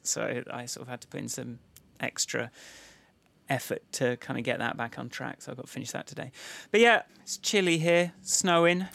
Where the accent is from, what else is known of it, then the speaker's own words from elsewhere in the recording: United Kingdom; I'm British